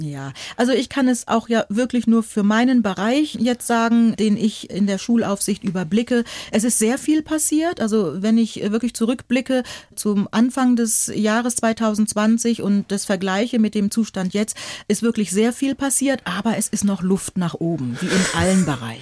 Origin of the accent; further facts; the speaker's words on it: Northern Germany, Germany; accent: Hochdeutsch; ich komme aus Norddeutschland und in Norddeutschland sprechen wir Hochdeutsch